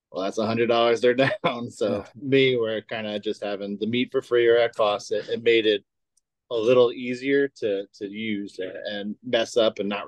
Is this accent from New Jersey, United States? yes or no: no; Long Island, New York, United States; moved away as an adult; now in Chicago, United States; I'm from Long Island, New York. Ah, I didn't know that. Yeah, born and raised. I moved out here uh, in June of 2017.